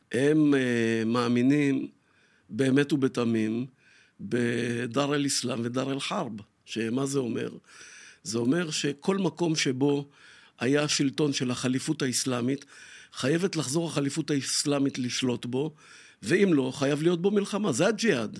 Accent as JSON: {"language": "Hebrew", "town": "Tel Aviv", "region": "Tel Aviv District", "country": "Israel", "tie": "born or raised there", "said": "אני גדלתי פה לא רחוק, בשכונת שפירא"}